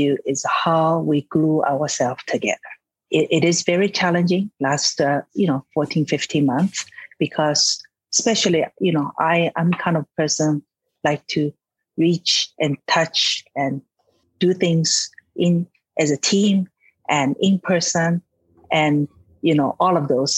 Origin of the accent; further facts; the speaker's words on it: Shanghai, China; moved away; also born or lived in San Francisco, United States; I was born in Shanghai, China, and moved to San Francisco, studied science, math, mathematics